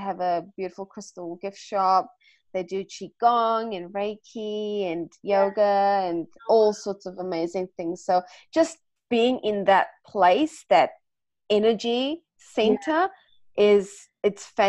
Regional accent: South Africa; now in Australia; I'm South African

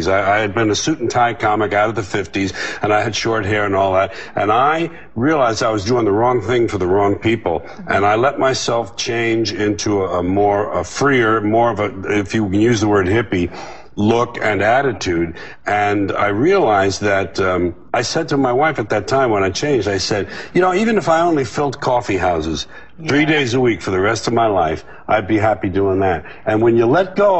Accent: New York City, New York, United States; It was my hometown.

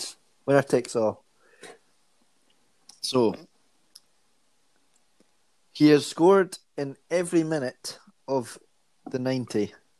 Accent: Scotland, United Kingdom; I come from Scotland

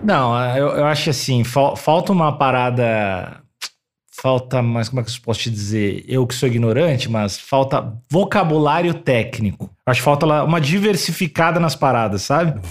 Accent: Rio Grande do Sul, Brazil; accent: gaúcho; eu tendo a ficar mais gaúcho, que é a minha origem, é o bah. jeito que eu fiquei, aprendi a falar, eu tento puxar o sotaque mais gaúcho.

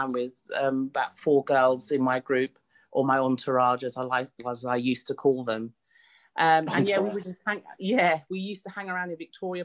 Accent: London, United Kingdom; I was born in Mother's Hospital, which is in Hackney, in East London. Born and raised

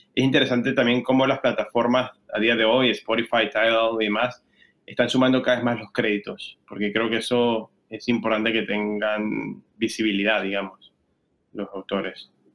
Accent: Venezuela; moved away as an adult; now in Spain; yo soy venezolano, llegué a España hace 10 años

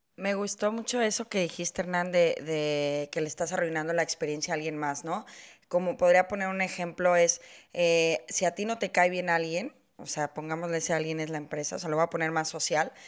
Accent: Mexico; yo que soy mexicana, sí tenemos esta cultura

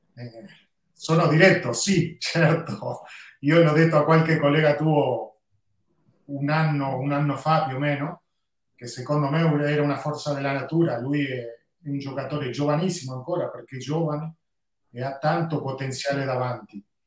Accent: Uruguay; io sono uruguaiano

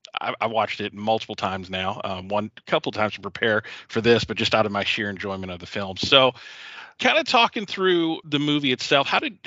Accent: Savannah, Georgia, United States; And I'm from Savannah, Georgia, actually. Yeah, I grew up there.

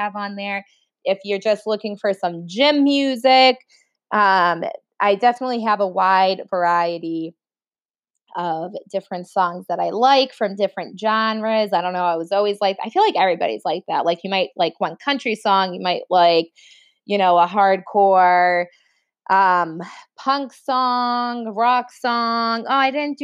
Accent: Boston, Massachusetts, United States; accent: Boston; my Boston accent comes out

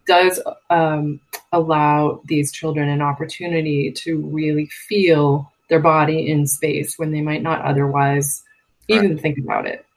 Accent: Massachusetts, United States; I grew up in on the East Coast in Massachusetts

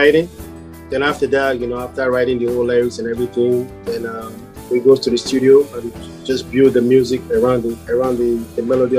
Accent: New York City, New York, United States

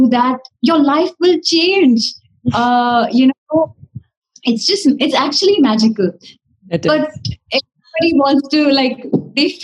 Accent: Dubai, United Arab Emirates; moved away as an adult; now in Mumbai, India; growing up in Dubai has been a beautiful experience

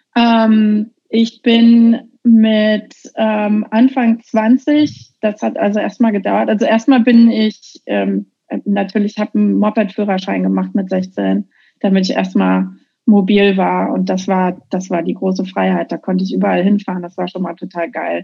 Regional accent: Dreihausen, Hesse, Germany; moved away as an adult; also born or lived in Marburg / Giessen / Offenbach; now in Bellingham, United States; ich bin zwar in Marburg geboren, aber ich bin auf so einem ganz kleinen Kaff äh, aufgewachsen, so ein richtiges hessisches Einöd. Das Kaff heißt Dreihausen

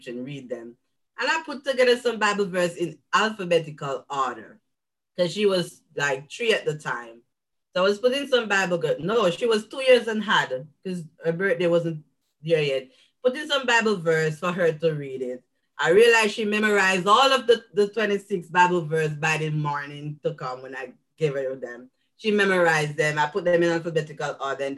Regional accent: Jamaica; moved away as an adult; now in United States; I'm a Jamaican living in the US for the past 5 years

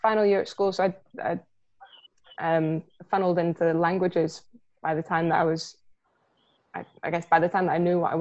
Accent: Milngavie, Scotland, United Kingdom; I grew up in Mulgay

